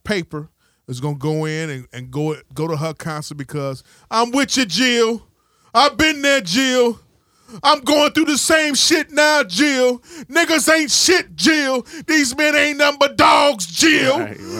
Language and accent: English; New York, United States; I told her, she's from Philly, but I'm from New York.